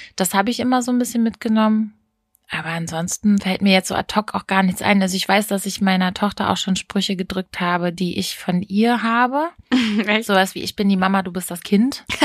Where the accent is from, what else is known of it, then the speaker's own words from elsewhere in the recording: Hameln, Lower Saxony, Germany; bei uns in Hameln